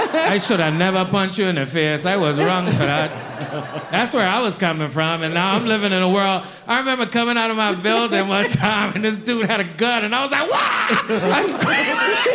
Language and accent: English; New York, United States; also born or lived in Virgin Islands; Yes, I grew up in East New York in the 90s, 80s, late 80s, early 90s, when it was the worst neighborhood in America.